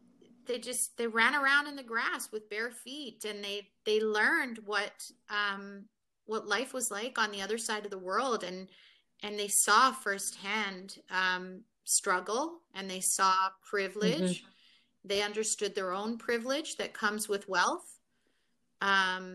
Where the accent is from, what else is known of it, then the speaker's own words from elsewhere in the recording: Canada; also born or lived in Nairobi, Kenya; I came to Canada like so young, and when I was three.